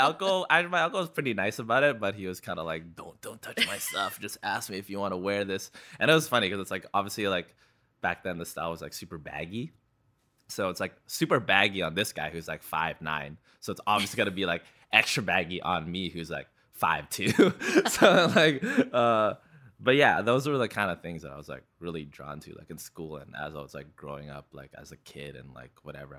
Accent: Vancouver, British Columbia, Canada; born or raised there; also born or lived in Philippines / Burnaby

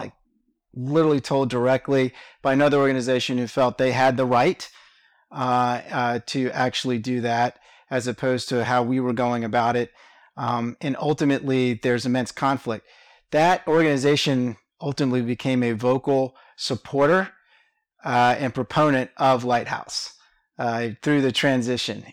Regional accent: Richmond, Virginia, United States; moved away as an adult; now in Atlanta, United States; I was born and raised in Richmond, Virginia

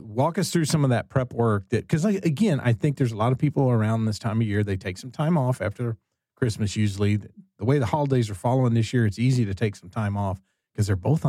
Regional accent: Texas, United States; Well, I'm not personally. I'm Texan

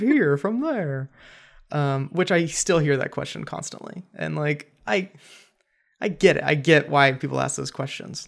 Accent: Cleveland, Ohio, United States; also born or lived in Los Angeles; now in Columbus, United States; I'm from Cleveland area, not from Columbus, but still Ohio

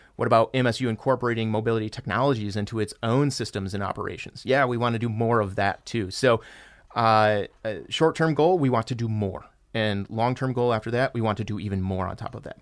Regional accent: Michigan, United States; I was born and raised here in Michigan

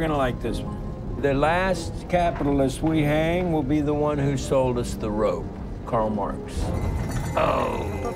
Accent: Canada; we've lived with her pretty much our entire lives being Canadian

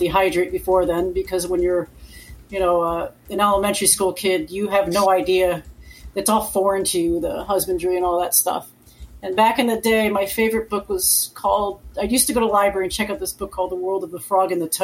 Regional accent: Connecticut, United States; now in Florida, United States; I grew up in Connecticut. So, I live in Florida now

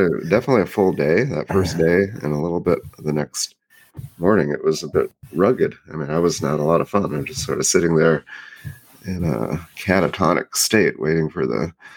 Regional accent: Oregon, United States; moved away; also born or lived in Maryland; my home state

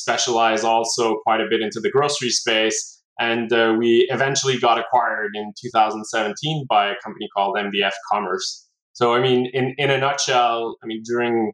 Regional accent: Montreal, Quebec, Canada; Was born and raised in Montreal

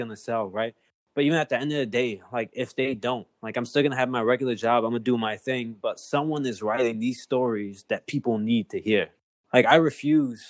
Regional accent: Chicago, Illinois, United States; I grew up at Humboldt Park

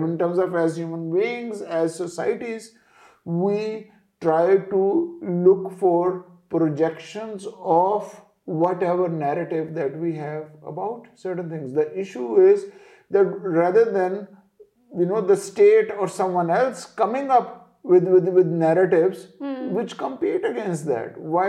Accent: Shakargarh, Punjab, Pakistan; I'm from Shakargarh because that's my where my village is.

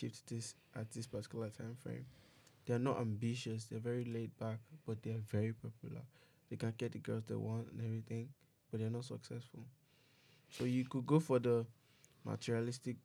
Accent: Lagos, Nigeria; I came from the slums. I was born in Mushin.

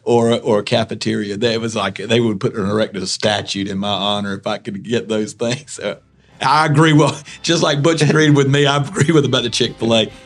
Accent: Smithfield, North Carolina, United States; I'm really not from Raleigh. I'm from Smithfield.

